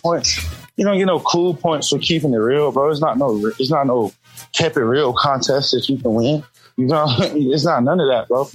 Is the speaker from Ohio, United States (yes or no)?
no; Atlanta, Georgia, United States; I'm from Atlanta